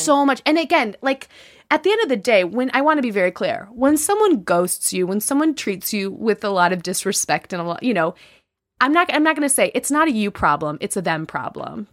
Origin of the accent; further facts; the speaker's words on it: Chicago, Illinois, United States; I'm from the Midwest, but I'm from Chicago